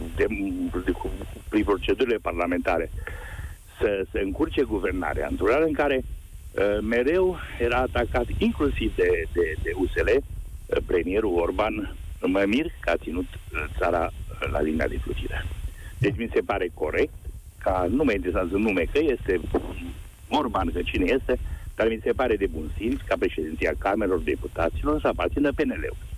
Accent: Transylvania, Romania; eu sunt din Ardeal

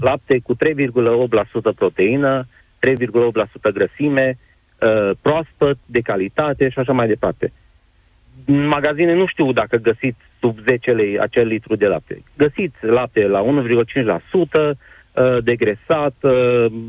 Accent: Bocșa, Sălaj County, Romania; sunt din Sălaj, Comuna Bocșa, sunt mic fermier

